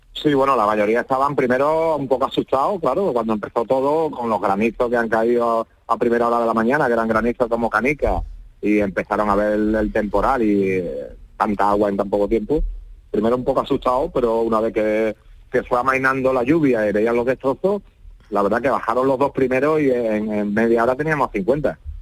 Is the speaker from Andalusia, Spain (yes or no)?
yes; Lepe, Andalusia, Spain; soy de Lepe, vivo en Lepe